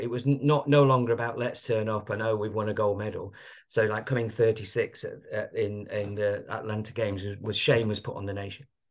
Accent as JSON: {"language": "English", "town": "Blackpool", "region": "North West England", "country": "United Kingdom", "tie": "born or raised there", "said": "I was brought up in Blackpool"}